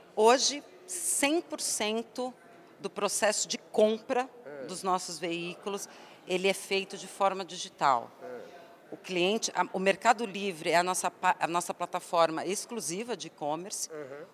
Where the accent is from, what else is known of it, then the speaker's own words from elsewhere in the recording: Santo André, São Paulo, Brazil; eu sou de São Paulo, mais especificamente Santo André